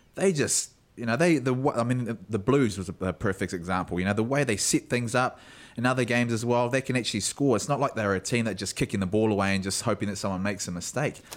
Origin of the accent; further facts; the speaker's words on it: South Island, New Zealand; I was brought up down south